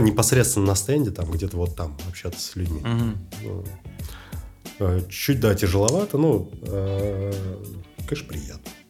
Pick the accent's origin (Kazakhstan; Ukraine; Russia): Russia; Moscow; Я родился в 85-м. Так. В Москве.